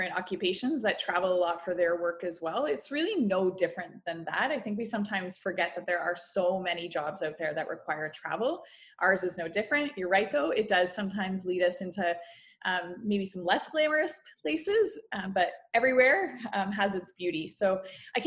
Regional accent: Guelph, Ontario, Canada; I grew up in Guelph, Ontario.

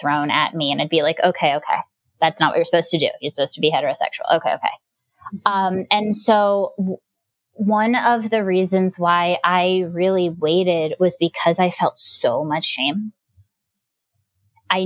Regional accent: Gainesville, Florida, United States; moved away; I grew up in Gainesville, Florida.

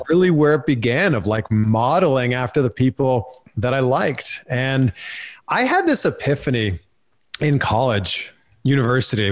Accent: Pickering, Ontario, Canada; I grew up, born and raised in Pickering, Ontario

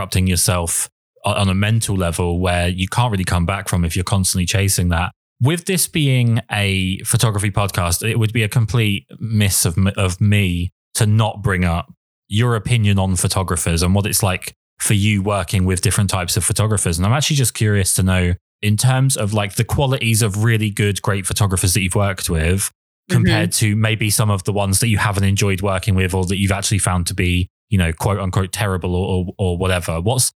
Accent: England, United Kingdom; I mean, not to stick on the negative, but I am English and we are perpetually miserable.

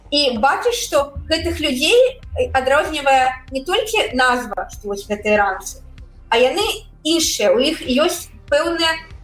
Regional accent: Belarus; Belarusian is a second language; moved away as an adult; now in United States; мы беларусы

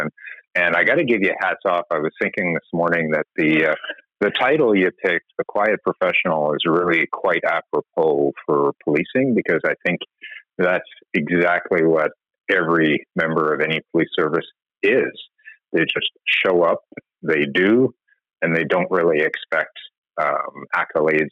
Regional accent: Montreal, Quebec, Canada; moved away as an adult; I grew up in Montreal, the son of a teacher and a librarian

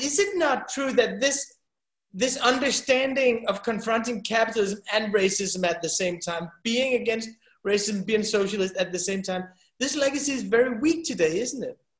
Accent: Denmark; We're from Denmark. That's a small country

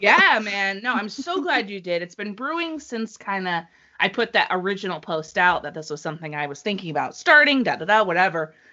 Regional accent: New England, United States; I'm from New England

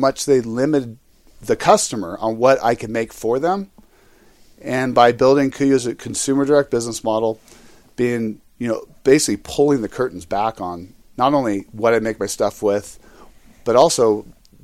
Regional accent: California, United States; I come from California

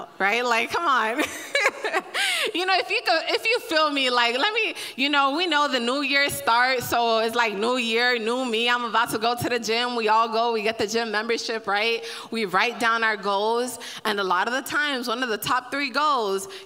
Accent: Miami, Florida, United States; I'm from Miami

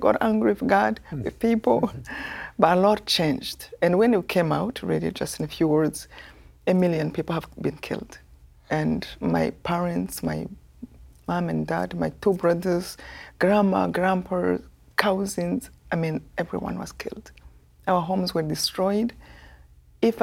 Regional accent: Rwanda; moved away as an adult; I come from Rwanda, this tiny

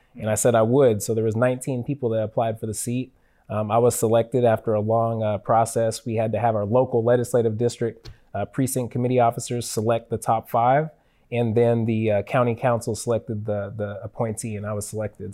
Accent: Federal Way, Washington, United States; growing up in Federal Way

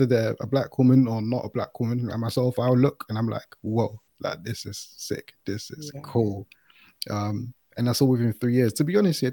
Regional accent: London, United Kingdom; I grew up in London, you can probably tell by my accent

